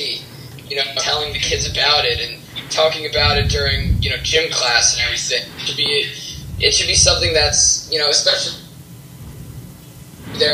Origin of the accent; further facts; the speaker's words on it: New York City, New York, United States; also born or lived in Wisconsin; I live in New York City